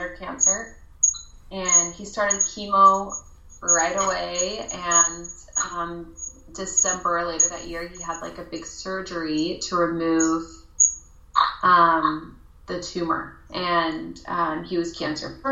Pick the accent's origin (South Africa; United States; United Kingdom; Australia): United States; Colorado; I'm actually from Colorado. Grew up there